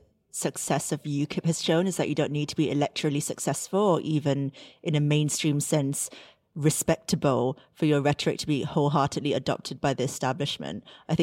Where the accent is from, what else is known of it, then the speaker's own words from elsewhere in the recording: United Kingdom; obviously everyone goes on about, oh, you know, we're British, we use humour to disarm and like defang people.